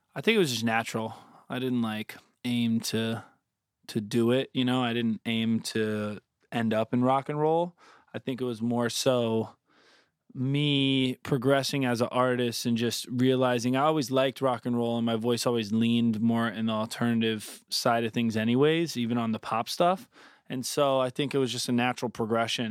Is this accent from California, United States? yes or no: no; Southwest Florida, United States; growing up in Florida, like, Southwest Florida, on fifteen minutes, twenty minutes from the water